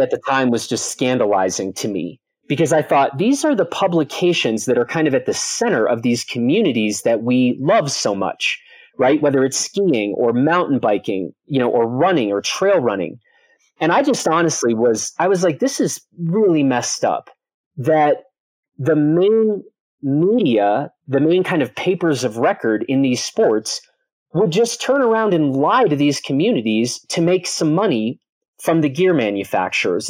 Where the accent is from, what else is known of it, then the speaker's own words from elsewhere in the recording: Chicago, Illinois, United States; moved away; I grew up in the Chicago area, very far from any mountains.